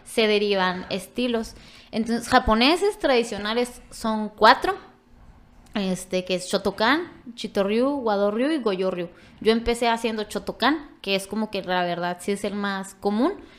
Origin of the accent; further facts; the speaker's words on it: Ojinaga, Chihuahua, Mexico; soy de Ojinaga, y yo siempre soy de Ojinaga